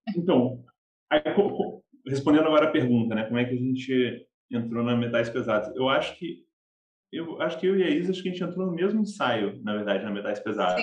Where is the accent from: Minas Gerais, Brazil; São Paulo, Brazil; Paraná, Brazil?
São Paulo, Brazil; Campinas; now in Rio de Janeiro, Brazil; eu sou do interior de São Paulo, sou de Campinas